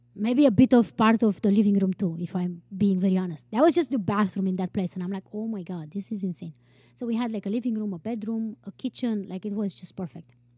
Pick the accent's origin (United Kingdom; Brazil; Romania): Romania; moved away; I grew up with in Romania